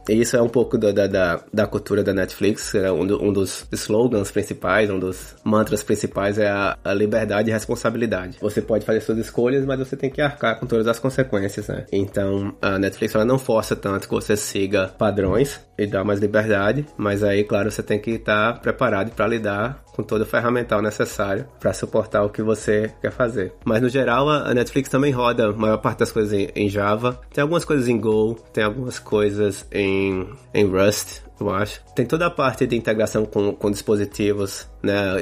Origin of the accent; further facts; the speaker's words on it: Campina Grande, Paraíba, Brazil; moved away as an adult; also born or lived in Spain / Sweden; now in California, United States; Eu sou de, de Campina Grande, na Paraíba